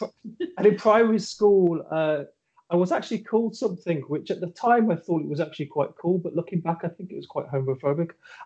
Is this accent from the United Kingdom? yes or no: yes; Birmingham, West Midlands, United Kingdom; moved away; Yeah, so I was born in Birmingham, and that's where I grew up in Birmingham, and I moved away from Birmingham in about 2004, I think it was.